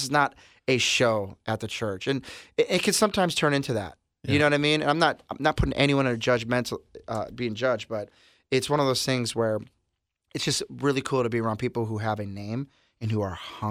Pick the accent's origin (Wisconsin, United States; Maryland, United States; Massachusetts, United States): Wisconsin, United States; Milwaukee; Yeah, we're from Milwaukee, and they're known for the breweries.